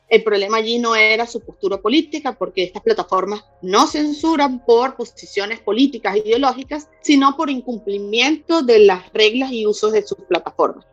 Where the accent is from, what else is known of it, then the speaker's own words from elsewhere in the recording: Venezuela; en Venezuela, que es de donde vengo